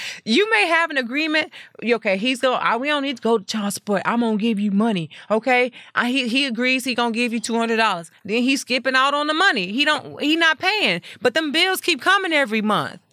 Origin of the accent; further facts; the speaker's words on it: Lake Jackson, Texas, United States; moved away as an adult; now in Houston, United States; I am from Lake Jackson, Texas